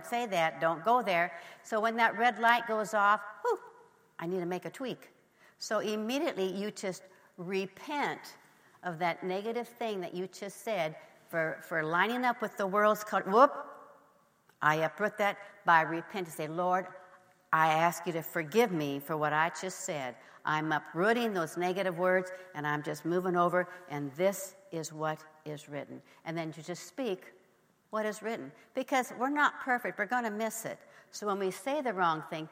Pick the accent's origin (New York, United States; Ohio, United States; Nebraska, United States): Nebraska, United States; I grew up in Nebraska